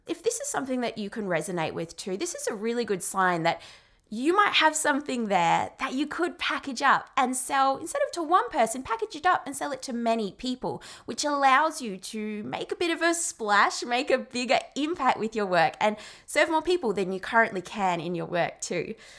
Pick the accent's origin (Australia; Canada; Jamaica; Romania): Australia; I'm Australian